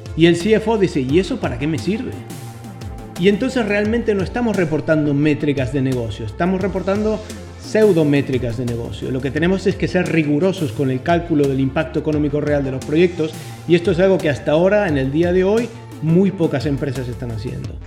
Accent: Argentina; como buen argentino

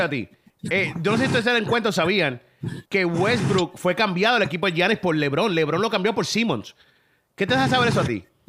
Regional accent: Caguas, Puerto Rico; yo soy de Cagua

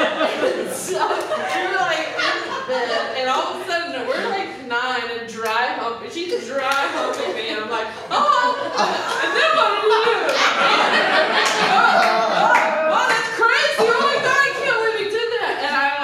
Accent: North Carolina, United States; I grew up in North Carolina as well

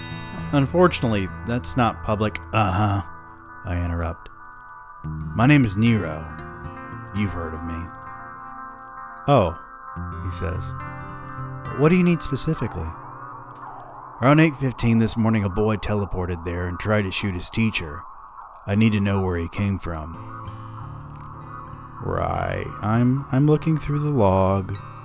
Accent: Atlanta, Georgia, United States; I'm from Atlanta, and just noticed this really beautiful distillery.

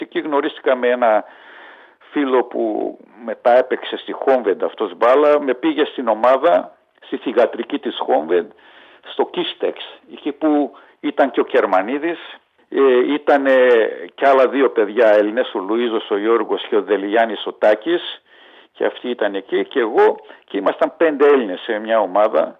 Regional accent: Budapest, Hungary; also born or lived in Ózd, Hungary; now in Greece; Γεννήθηκα το 1953 στο Οζτ της Ουγγαρίας

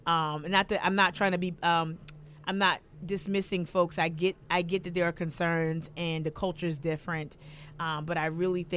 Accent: New Jersey, United States; now in South Carolina, United States; I'm from Jersey

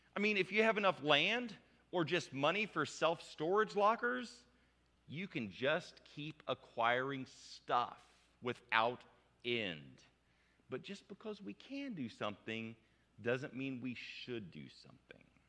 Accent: United States; I'm an American adult

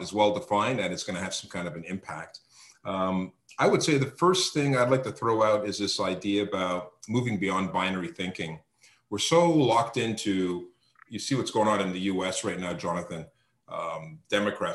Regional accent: Canada; as a Canadian, as somebody living here in Canada

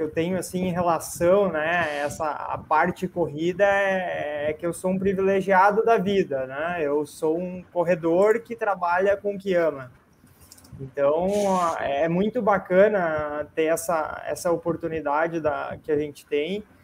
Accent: Sapiranga, Rio Grande do Sul, Brazil; Sim, sou de Sapiranga, uma cidade do interior do Rio Grande do Sul, Uh, nascido aqui, agora moro numa cidade vizinha.

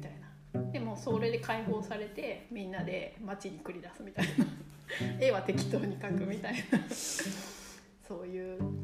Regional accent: Kurume, Fukuoka, Japan; also born or lived in Yokohama; 生まれたのは横浜なんですけどでももうすぐ久留米に、うん、福岡県久留米市に来るので

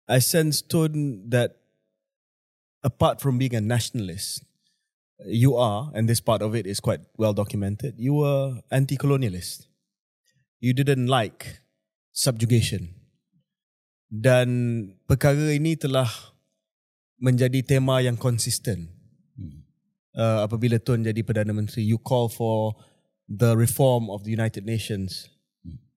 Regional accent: Tokyo, Japan; my late father was posted in Tokyo at that point in time. Saya membesar di Tokyo

